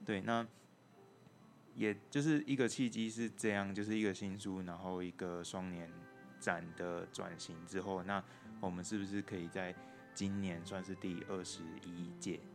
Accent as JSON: {"language": "Chinese", "region": "Taipei", "country": "Taiwan", "moved": "as an adult", "lives_now": "Tainan, Taiwan", "said": "我是台北人"}